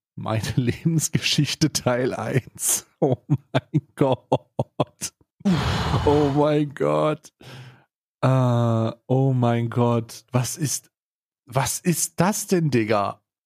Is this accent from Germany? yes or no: no; Switzerland; bei uns in der Schweiz